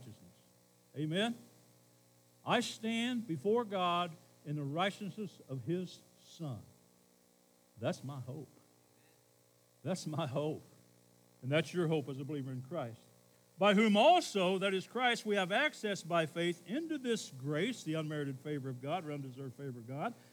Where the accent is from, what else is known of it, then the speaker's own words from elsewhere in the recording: Camden, United States; I'm from Camden.